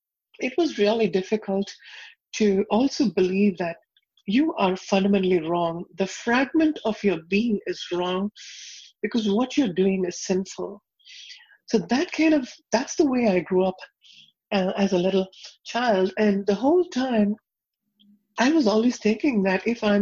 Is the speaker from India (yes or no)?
yes; South India, India; moved away; I was born and raised in India